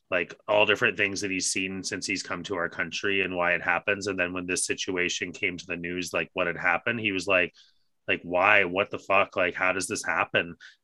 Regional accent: Canada; part of what being Canadian is we're known as being kind, and we need to get that back. You know, there's a dirty mark that's been put on Canada

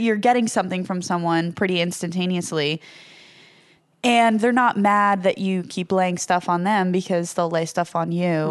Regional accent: Ho-Ho-Kus, New Jersey, United States; I'm from Hohokus

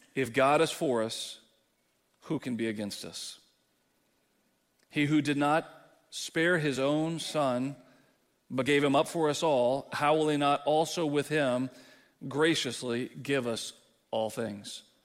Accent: Texas, United States; moved away; as a Texan

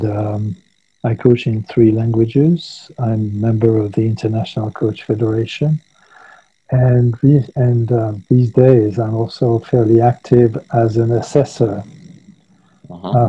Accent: Paris, Île-de-France, France; moved away as an adult; now in Saint-Pée-sur-Nivelle, France; I grew up in Paris, but after a very sort of multinational life, I decided when I came back to France to settle away from large cities.

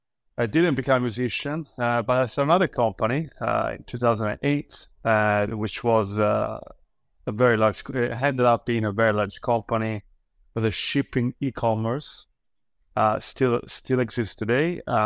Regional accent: Italy; born there; So I was born in Italy and then classic childhood.

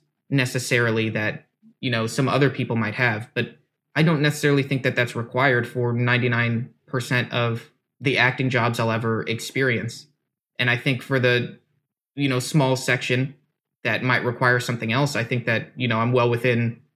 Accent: United States; We should also caveat that we're American.

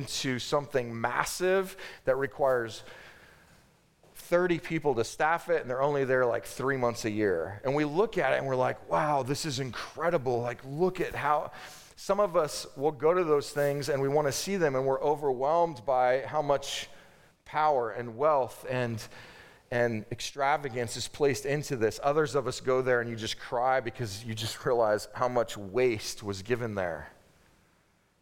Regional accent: United States

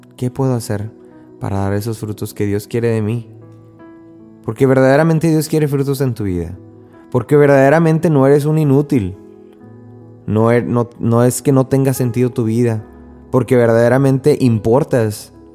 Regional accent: Mexico; en México, por lo menos de donde yo soy

